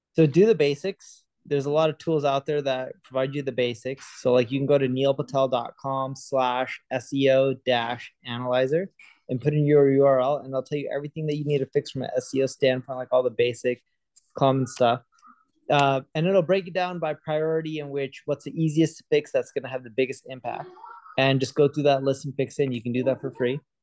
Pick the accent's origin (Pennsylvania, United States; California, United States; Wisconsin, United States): California, United States; Southern; also born or lived in London; I was born in London, grew up in Southern California.